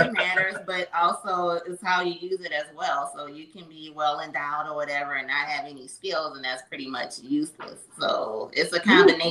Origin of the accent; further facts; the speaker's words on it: New Orleans, Louisiana, United States; now in Slidell, United States; I'm from New Orleans. I currently live in Slidell, Louisiana.